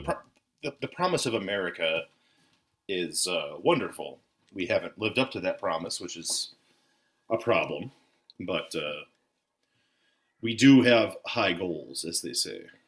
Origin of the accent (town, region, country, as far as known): Minnesota, United States; born or raised there